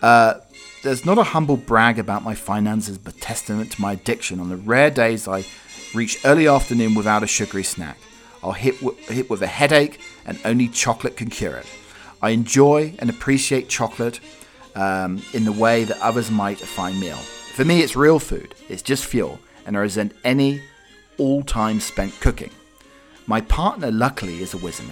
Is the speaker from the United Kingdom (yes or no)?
yes; England, United Kingdom; I'm British, for God's sake. You know, I'm not South African. I'm English